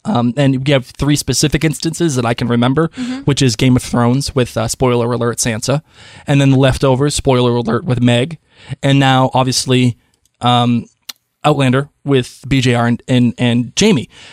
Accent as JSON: {"language": "English", "town": "Boston", "region": "Massachusetts", "country": "United States", "said": "I'm from Boston"}